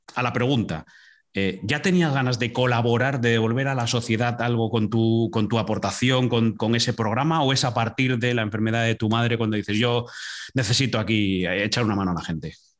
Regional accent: Asturias, Spain; cómo somos los, asturianos

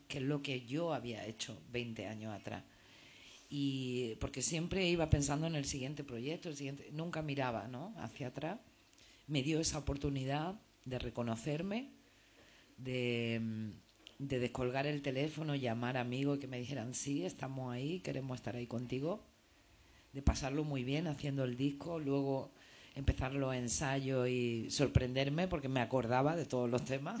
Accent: Granada, Andalusia, Spain; moved away as an adult; also born or lived in Madrid; now in Barcelona, Spain; yo soy de Granada, he vivido en Madrid y ahora vivo en Barcelona

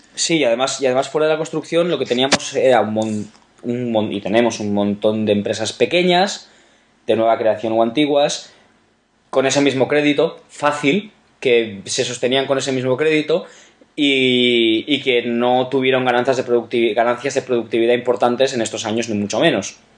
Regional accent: Valencian Community, Spain; mi tierra, por ejemplo, en la comunidad valenciana

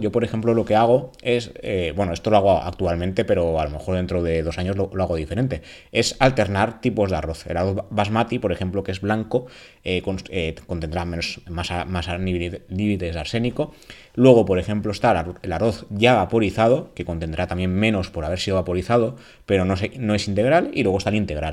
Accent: Valencian Community, Spain; en la comunidad valenciana

